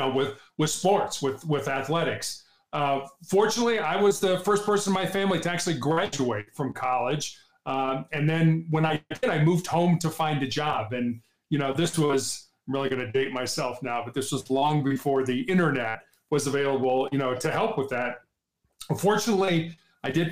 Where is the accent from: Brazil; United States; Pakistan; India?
United States; Chicago, Illinois; moved away as an adult; also born or lived in Charleston, South Carolina / Santa Barbara, California / Cincinnati, Ohio; now in Denver, United States; I grew up on the south side of Chicago